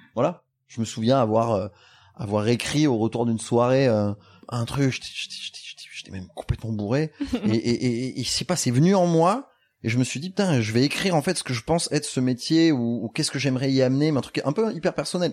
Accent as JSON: {"language": "French", "town": "Bordeaux", "region": "Nouvelle-Aquitaine", "country": "France", "also_born_or_lived": "Paris", "moved": "yes", "said": "nous on est bordelais"}